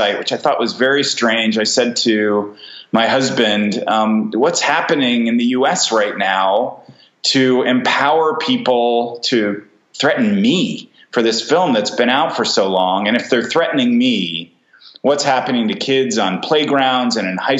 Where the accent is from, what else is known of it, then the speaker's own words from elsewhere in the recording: United States; moved away as an adult; now in Berlin, Germany; I am American.